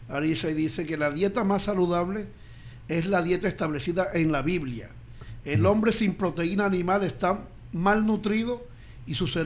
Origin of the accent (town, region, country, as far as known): Barranquilla, Atlántico, Colombia; born or raised there